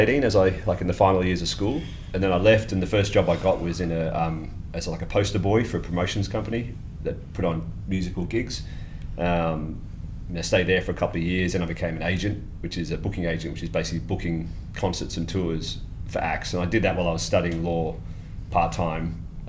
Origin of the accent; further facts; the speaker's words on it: Lagos, Nigeria; born there; Yes, I was born in Lagos in Nigeria.